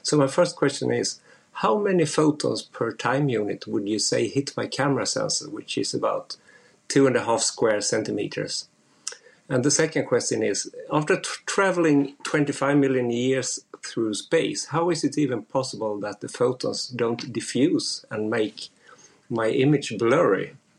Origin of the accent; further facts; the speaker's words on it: Sweden; I'm from Sweden.